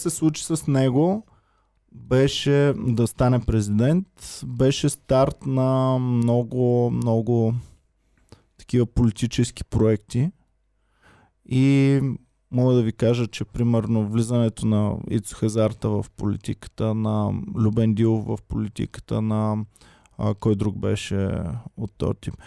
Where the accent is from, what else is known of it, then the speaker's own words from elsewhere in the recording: Bulgaria; За мен като българин